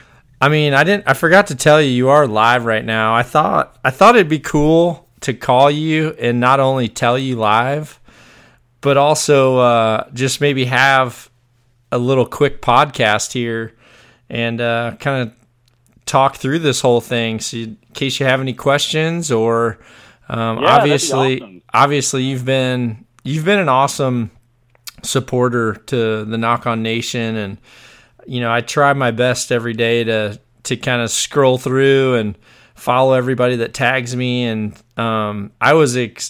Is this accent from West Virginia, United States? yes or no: no; Fort Bragg, North Carolina, United States; I was born on Fort Bragg